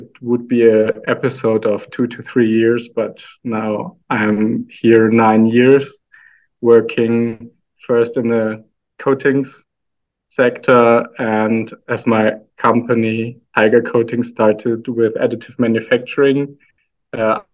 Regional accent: Aalen, Baden-Württemberg, Germany; moved away as an adult; now in Austria; I was born in Germany in a small town called Aalen.

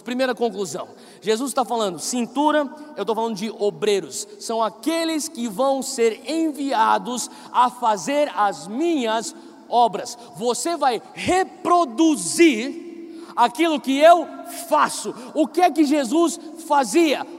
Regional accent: São Paulo, Brazil; eu cresci em São Paulo

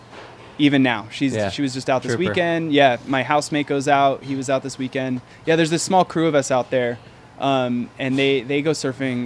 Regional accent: Los Angeles, California, United States; now in New York, United States; Born and raised in East LA, La Crescenta, La Cañada area

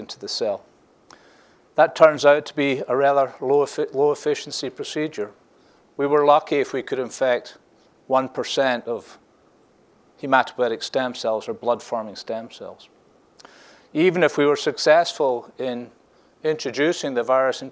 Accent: Scotland, United Kingdom; now in Scottsdale, United States; I'm the Scottish guy from Scottsdale

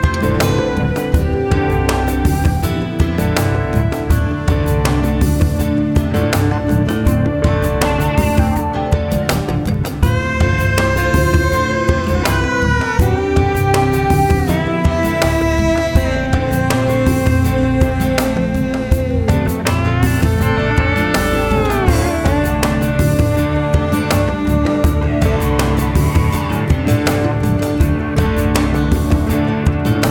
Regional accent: Alabama, United States; growing up in Alabama

